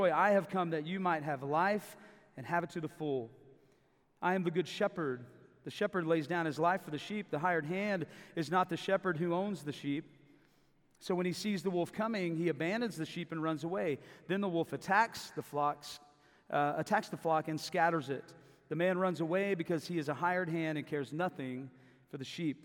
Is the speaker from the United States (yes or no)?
yes; Davis, Oklahoma, United States; also born or lived in Tulsa, Oklahoma / Mexico City, Mexico; I grew up in Davis, Oklahoma, just down the hill.